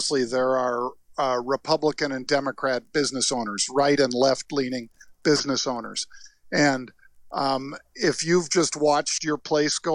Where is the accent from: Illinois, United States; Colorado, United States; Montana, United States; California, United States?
California, United States; San Francisco; I grew up in San Francisco by Haight-Ashbury